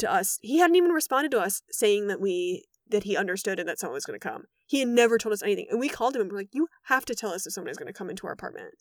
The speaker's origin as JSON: {"language": "English", "region": "Wisconsin", "country": "United States", "tie": "born or raised there", "moved": "yes", "lives_now": "Los Angeles, United States", "said": "I grew up in Wisconsin where winter is, uh, three quarters of the year"}